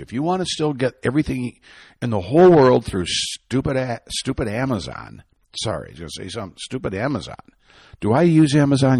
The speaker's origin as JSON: {"language": "English", "region": "Michigan", "country": "United States", "said": "I'm from Michigan"}